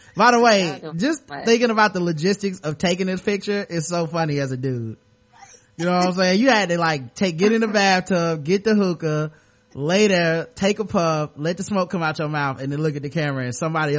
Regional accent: Toronto, Ontario, Canada; Anyway, I'm from Toronto, and in the summer of 08, me and my girls are chilling at a club called Government.

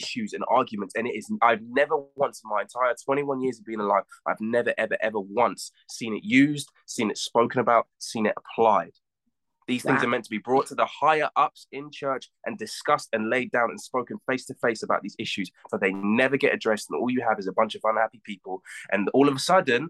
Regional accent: United States; moved away; When I grew up in the States

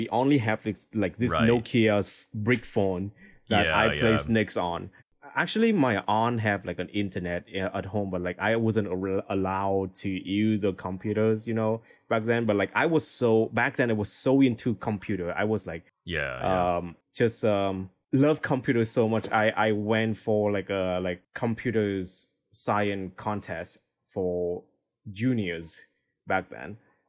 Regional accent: Hanoi, Vietnam; English is a second language; So because like Hanoi is a capital city of Vietnam, so when I was young, my parents was like extremely busy at work.

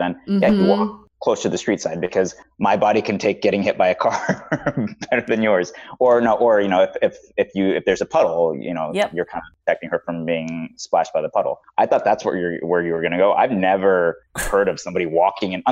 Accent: Midwest, United States; I grew up in the Midwest

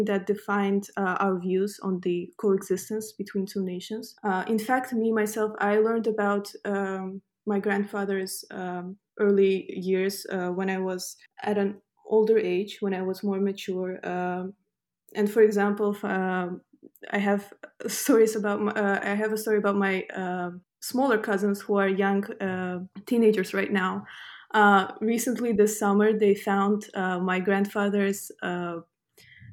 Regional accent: Azerbaijan; also born or lived in London; I'm from Azerbaijan and I'm a recent graduate of King's College London

